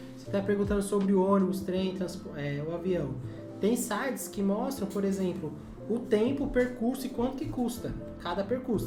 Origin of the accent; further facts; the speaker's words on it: Brazil; a gente nasceu no Brasil